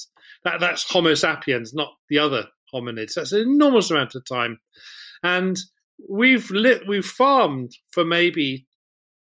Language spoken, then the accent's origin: English; England, United Kingdom; as a English school kid